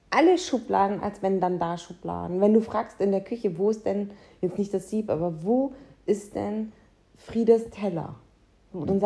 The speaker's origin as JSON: {"language": "German", "region": "North Rhine-Westphalia", "country": "Germany", "said": "ich komme aus dem Münsterland."}